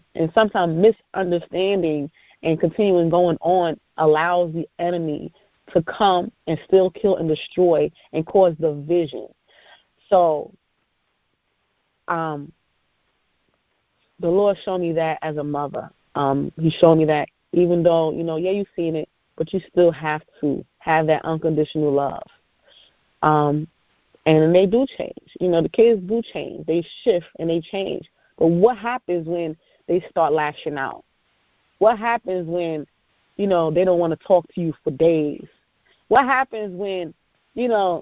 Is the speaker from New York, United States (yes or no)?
yes; New York, United States; I'm from New York